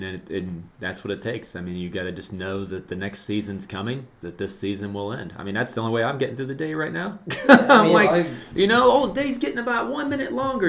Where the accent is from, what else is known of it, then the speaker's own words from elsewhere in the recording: Southern Ohio, United States; I did not grow up in Brazil. I grew up in Southern Ohio